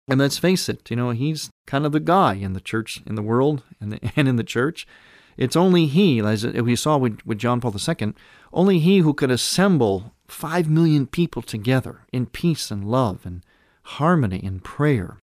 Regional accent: Cleveland, Ohio, United States; now in Chicago, United States; my hometown area of Cleveland, Ohio, though I now have been a resident of Chicago area for a number of years now

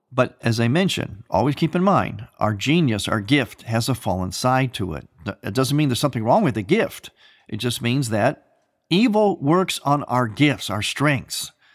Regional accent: United States; having been born and raised in America

